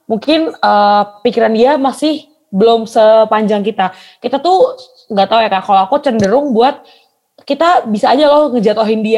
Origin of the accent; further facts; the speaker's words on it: Indonesia; Kalau udah kayak ih mantap, apalagi waktu aku kan Batak.